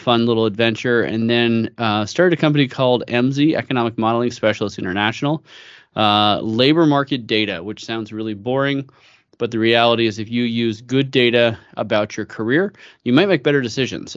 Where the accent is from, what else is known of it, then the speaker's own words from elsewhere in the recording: San Francisco Bay Area, California, United States; moved away as an adult; now in Idaho, United States; I grew up in the San Francisco Bay Area